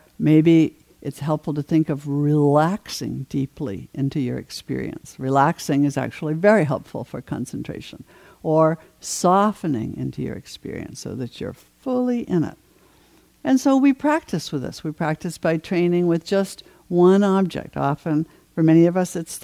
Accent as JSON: {"language": "English", "region": "New England", "country": "United States", "tie": "born or raised there", "said": "I grew up in New England"}